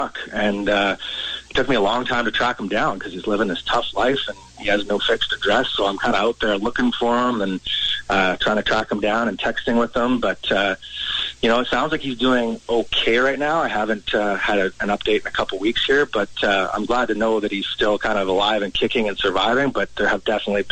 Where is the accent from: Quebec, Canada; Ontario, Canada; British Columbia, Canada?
British Columbia, Canada; Langley; I grew up in Langley out here in BC